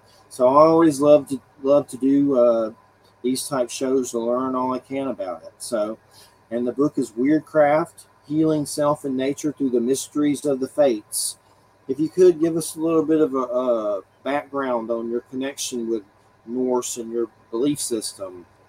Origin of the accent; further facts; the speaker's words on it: the South, United States; I grew up with Christianity in the South